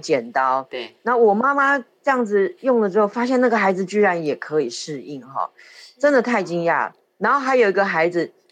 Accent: Kaohsiung, Taiwan; moved away as an adult; now in Taipei, Taiwan; 其实我自己也是个北漂青年啦，我小时候是住在高雄，然后我自己跑到台北念书，就一路待在北部，没有回去了

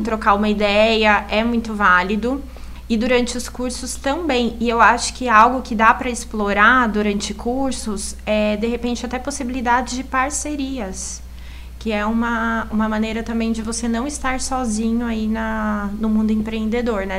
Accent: Assis, São Paulo, Brazil; moved away as an adult; now in Indaiatuba, Brazil; Eu sou de Assis, mas eu fui fazer faculdade em São Paulo

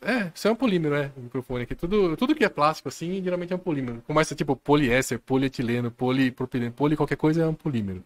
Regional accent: Jundiaí, São Paulo, Brazil; Eu sou daqui de Jundiaí mesmo

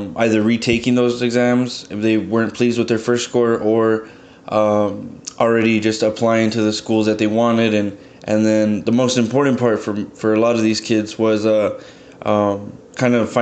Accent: McAllen, Texas, United States; moved away as an adult; also born or lived in San Marcos, Texas; I'm originally from McAllen, Texas, a small little town on the border of Texas and Mexico.

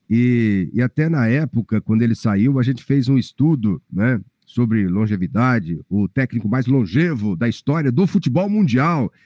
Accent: Brazil; como brasileiro

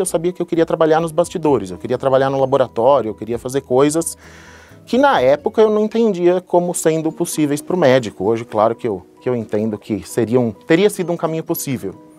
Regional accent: São Paulo, Brazil; moved away as an adult; also born or lived in United States; Eu sou natural da cidade de São Paulo

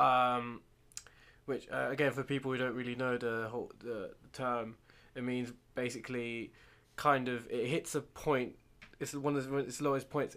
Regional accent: United Kingdom; we're British

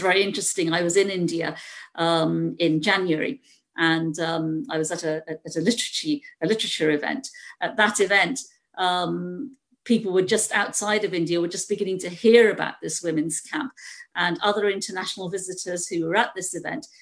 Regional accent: United Kingdom; being British myself

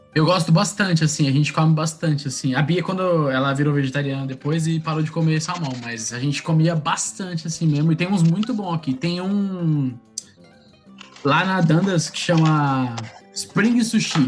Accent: Mauá, São Paulo, Brazil; now in Canada; eu sou de Mauá, né? Não sei se vocês conhecem em São Paulo, mas é o ABC

